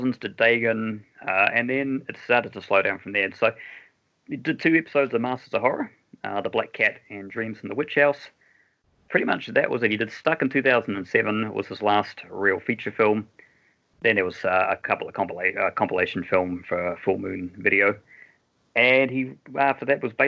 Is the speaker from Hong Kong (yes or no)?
no; New Zealand; being a Kiwi